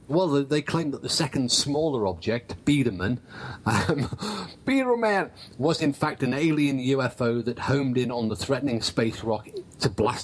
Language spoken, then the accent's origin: English; England, United Kingdom; as an English guy